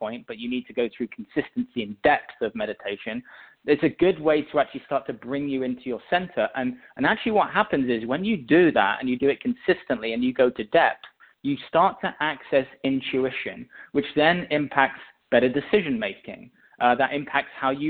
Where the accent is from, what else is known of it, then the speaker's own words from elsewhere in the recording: England, United Kingdom; I was born in England, and I mean, I had a pretty normal childhood growing up, honestly